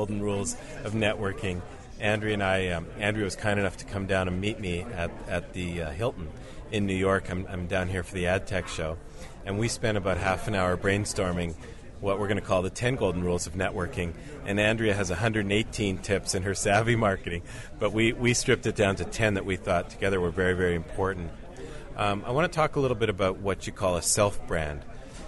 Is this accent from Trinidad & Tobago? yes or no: no; Canada; moved away; I grew up in Canada